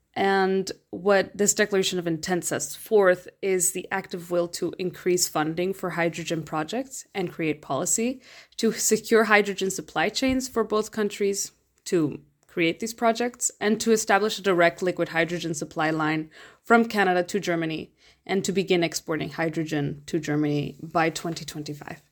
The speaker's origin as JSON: {"language": "English", "country": "Mexico", "said": "I'm from Mexico"}